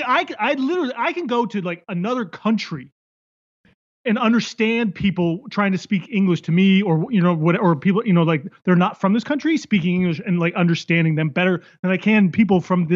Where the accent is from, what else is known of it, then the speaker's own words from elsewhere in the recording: West Coast, United States; Although a lot of people know I'm from the West Coast because of the way I talk.